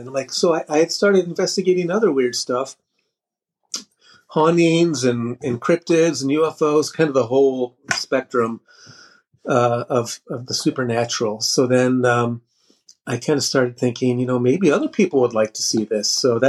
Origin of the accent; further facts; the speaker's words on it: Chicago, Illinois, United States; moved away as an adult; now in Cincinnati, United States; I grew up in the Chicago area, came to Ohio for college